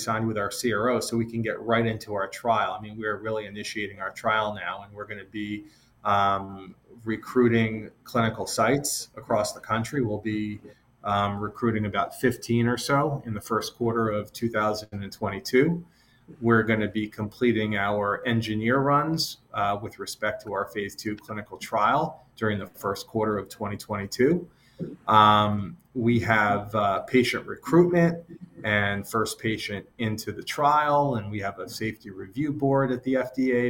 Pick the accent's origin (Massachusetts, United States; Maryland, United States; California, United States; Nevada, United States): Massachusetts, United States; a small town outside of Boston; now in New York, United States; I grew up in the Northeast, the small town outside of Boston